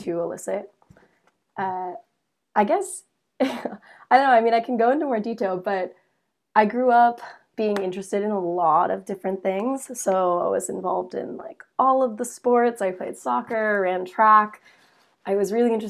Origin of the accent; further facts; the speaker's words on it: Pittsburgh, Pennsylvania, United States; moved away as an adult; also born or lived in Ithaca, New York; I am from Pittsburgh, Pennsylvania. It's where most of my family is currently